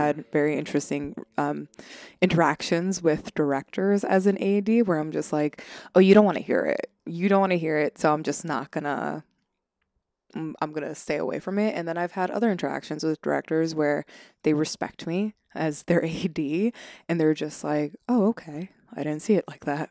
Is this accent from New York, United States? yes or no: yes; Long Island, New York, United States; born and raised, um, uh, in, on Long Island